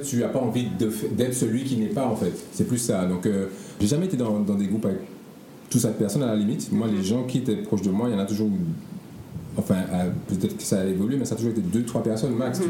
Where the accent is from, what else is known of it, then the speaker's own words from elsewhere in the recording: Martinique; moved away as an adult; also born or lived in Paris; now in Guadeloupe; j'ai grandi donc en Martinique avec mon père et ma mère.